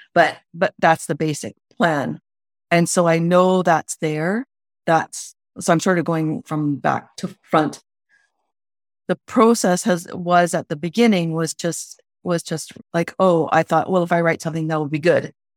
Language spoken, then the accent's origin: English; Ontario, Canada; I grew up in Ontario